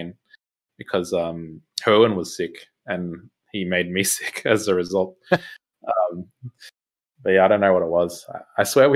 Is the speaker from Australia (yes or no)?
yes; Australia; I'm Aussie